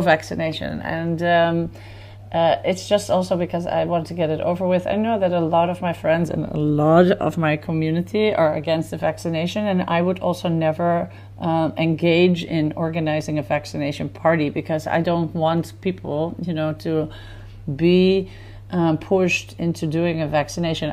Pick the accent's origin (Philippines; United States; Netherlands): Netherlands; now in Tel Aviv, Israel; growing up in Holland, you definitely always had the influence of festivals